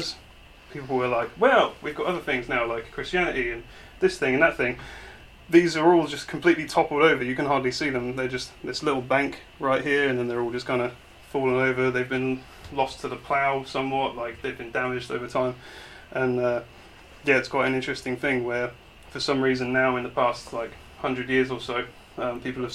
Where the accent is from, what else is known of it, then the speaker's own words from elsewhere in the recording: Weymouth, South West England, United Kingdom; I grew up in Weymouth right here.